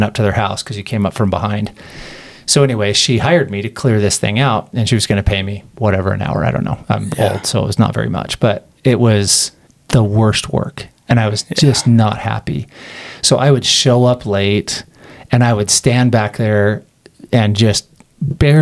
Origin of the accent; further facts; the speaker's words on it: Las Vegas, Nevada, United States; I grew up in Las Vegas